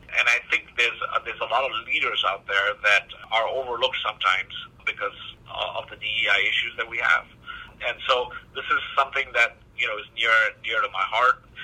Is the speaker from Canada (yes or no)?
no; Botswana; moved away; also born or lived in East Africa / United Kingdom / Australia / Malaysia; I grew up in Southern Africa. You know, I, I was born in East Africa, grew up in Southern Africa, in Botswana. I, went to college in, you know, through Middlesex University in the UK. I've, you know, lived in Australia, Malaysia, Singapore